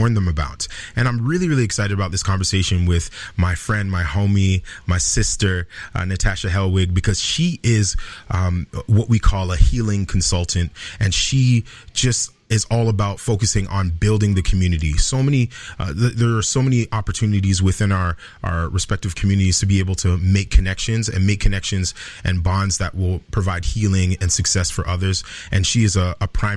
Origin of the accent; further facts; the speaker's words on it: Mississauga, Ontario, Canada; we grew up in Malton